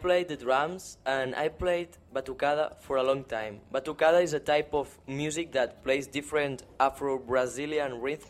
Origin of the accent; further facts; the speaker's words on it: Barcelona, Catalonia, Spain; English is a second language; I'm 16. I'm from Barcelona.